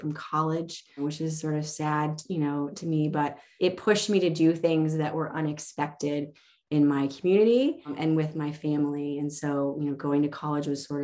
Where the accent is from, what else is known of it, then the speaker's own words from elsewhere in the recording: Lincoln, Illinois, United States; I grew up in a small farming community called Lincoln